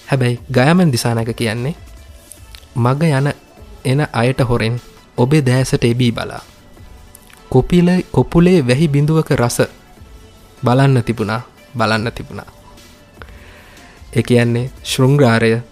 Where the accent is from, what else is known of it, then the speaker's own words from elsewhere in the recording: North Central Province, Sri Lanka; අපි ඇවිල්ලා උතුරු මැද කලාපේ අය නනේද